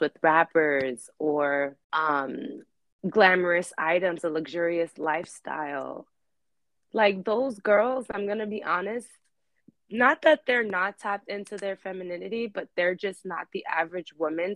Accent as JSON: {"language": "English", "town": "New York City", "region": "New York", "country": "United States", "tie": "born or raised there", "said": "Born and raised in Queens, New York"}